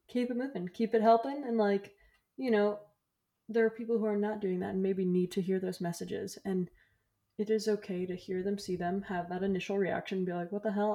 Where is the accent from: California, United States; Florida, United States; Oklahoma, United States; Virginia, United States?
Florida, United States; moved away; I'm from Florida